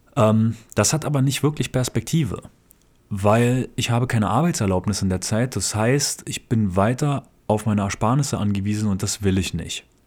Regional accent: Berlin, Germany; now in Japan; nach Berlin, wo ich herkomme

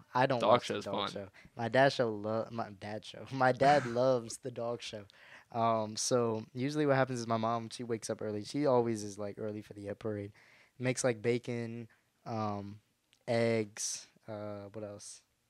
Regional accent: Cleveland, Ohio, United States; I'm from Cleveland, Ohio.

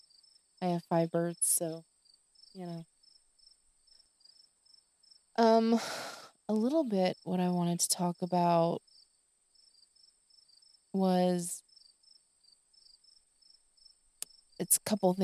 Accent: the South, United States; I am from the South, and crickets in the evening

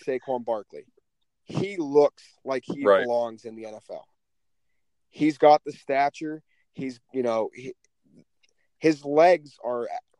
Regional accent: Pittsburgh, Pennsylvania, United States; we're from Pittsburgh, Yinzer Nation.

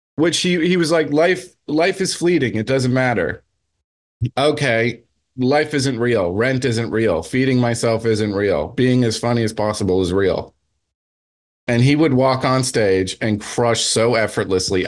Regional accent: New Jersey, United States; I'm from Jersey

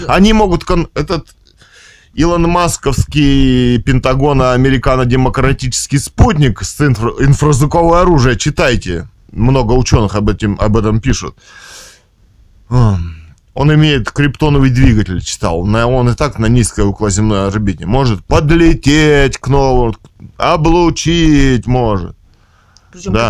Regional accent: Russia; мы родились в России

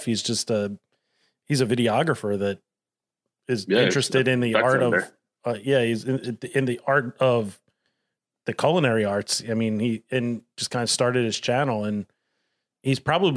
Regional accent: Delco, Pennsylvania, United States; growing up in Delco

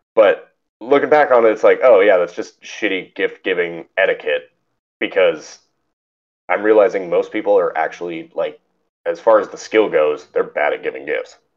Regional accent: Northern California, United States; we grew up in Northern California

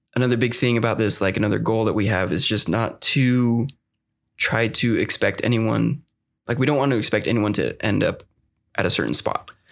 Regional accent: Utah, United States; I did grow up in Utah my whole life

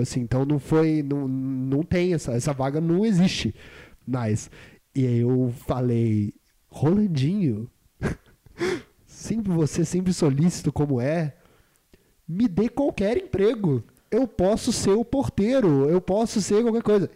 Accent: Juiz de Fora, Minas Gerais, Brazil; moved away; Juiz de Fora deu isso pro mundo e deu eu. Deu eu pro mundo também. No, no dia 13 de setembro 1997.

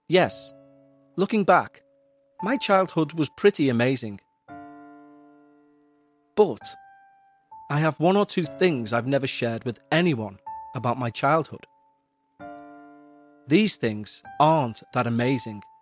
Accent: Midwest, United States; I grew up in the Midwest, not exactly a remote area or town, but small. The sort of town where you know every person in it and their business, and they know yours.

